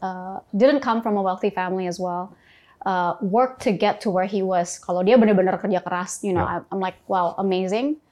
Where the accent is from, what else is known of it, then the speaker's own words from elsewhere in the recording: Sukabumi, West Java, Indonesia; moved away; also born or lived in Jakarta; saya dulu lahir di Sukabumi.